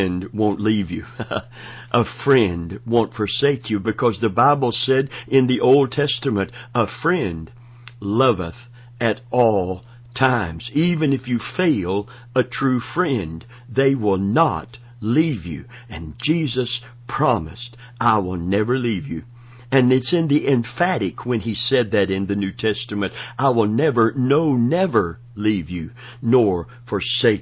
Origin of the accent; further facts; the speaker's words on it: Florida, United States; also born or lived in Kentucky; I was born in Kentucky, raised and from 14 months old in Florida